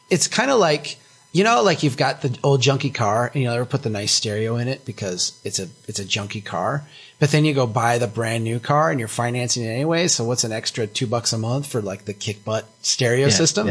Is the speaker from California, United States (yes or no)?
no; Brainerd, Minnesota, United States; that intellectual curiosity is kind of absent here in my hometown.